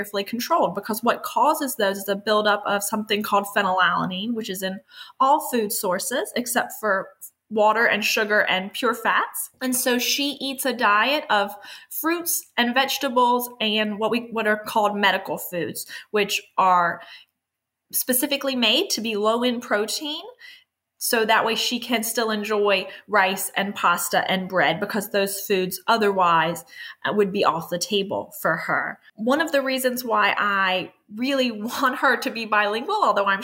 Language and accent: English; Miami, Florida, United States; moved away; I am originally from South Florida, from Miami